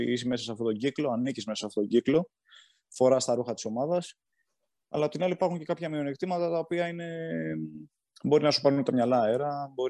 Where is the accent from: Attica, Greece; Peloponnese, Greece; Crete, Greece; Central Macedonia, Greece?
Attica, Greece; Galatsi; εγώ είμαι από το Γαλάτσι